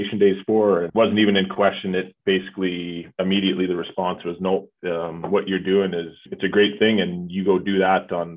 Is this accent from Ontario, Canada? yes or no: no; Calgary, Alberta, Canada; I'm born and raised in Calgary